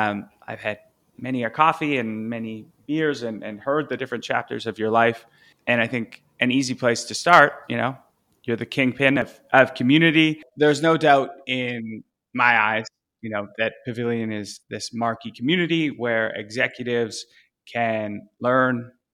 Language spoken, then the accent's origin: English; Canada; it's going to be interesting to play out as a Canadian.